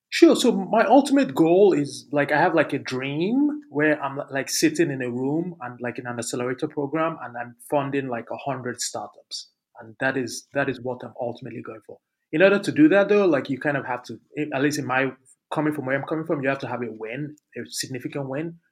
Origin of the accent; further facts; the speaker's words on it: Lagos, Nigeria; moved away; also born or lived in Abuja; I grew up in Lagos in one of in the slums in Lagos